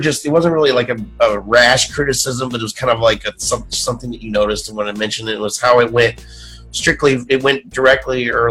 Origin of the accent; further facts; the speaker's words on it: New York City, New York, United States; we're from the South Bronx